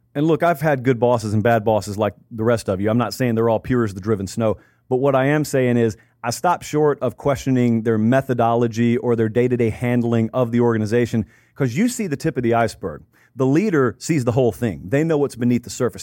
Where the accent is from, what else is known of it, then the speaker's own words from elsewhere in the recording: the South, United States; From where I grew up in the South